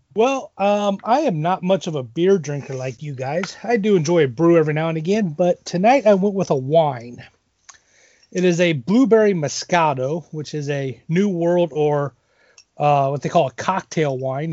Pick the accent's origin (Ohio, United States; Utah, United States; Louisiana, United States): Ohio, United States; Elida; now in Columbus Grove, United States; I actually grew up in Elida, so kind of okay. another small village